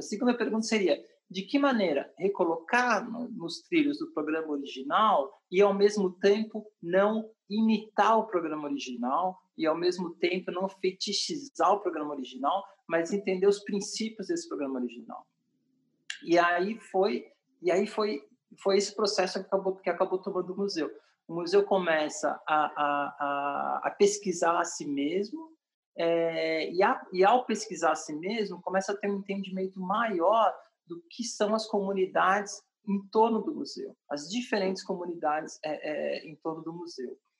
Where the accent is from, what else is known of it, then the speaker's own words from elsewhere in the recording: São Paulo, Brazil; moved away; also born or lived in Paris, France / Salvador, Brazil; eu como paulistano, vindo de Paris